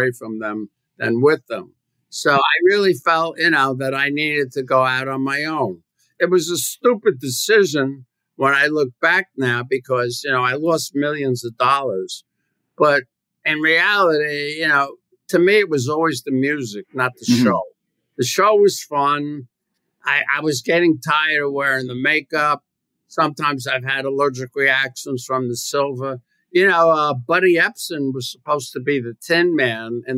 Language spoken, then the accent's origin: English; New York City, New York, United States; I was from the Bronx